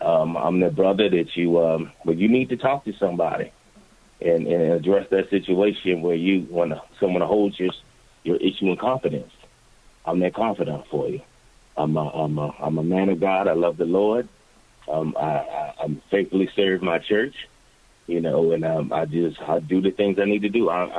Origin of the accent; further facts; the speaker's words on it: Philadelphia, Pennsylvania, United States; Philadelphia was my everything. Definitely was. It helped me mold into the person that I am.